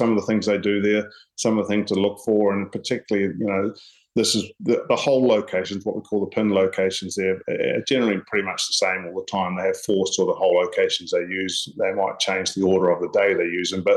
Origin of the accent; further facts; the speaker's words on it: Paraparaumu, Wellington, New Zealand; at my home course where I grew up at Paraparaumu Beach